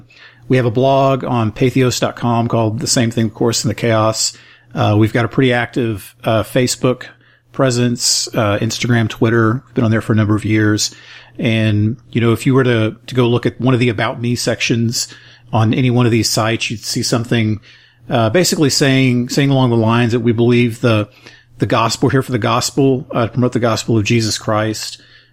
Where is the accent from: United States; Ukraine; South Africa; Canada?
South Africa; So, but I'm a guy from South Africa who's never heard of the church.